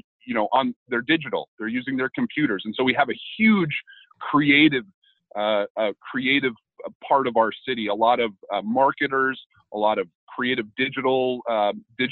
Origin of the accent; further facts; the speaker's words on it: Tigard, Oregon, United States; also born or lived in Southeast Portland / Milwaukie, Oregon; I was born and raised in Tigard, so I guess not directly in Portland, but spent my entire life here